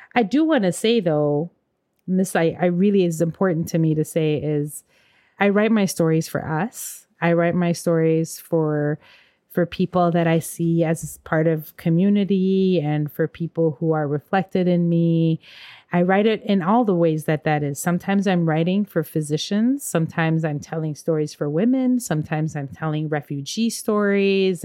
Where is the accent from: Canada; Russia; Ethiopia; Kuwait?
Ethiopia; now in St. Paul, United States; I'm Ethiopian and from African cultures